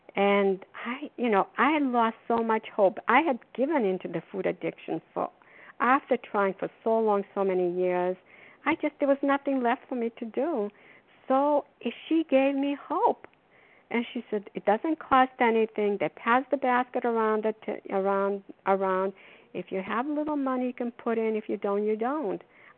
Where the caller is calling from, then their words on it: Foxborough, Massachusetts, United States; also born or lived in Florida; recovered compulsive overeater, calling from Foxborough. I'm calling from Florida now. We are here for the winter.